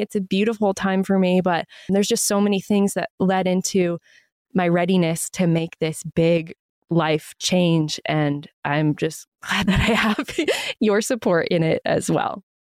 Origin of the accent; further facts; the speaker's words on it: Maine, United States; my home state and Maine and New England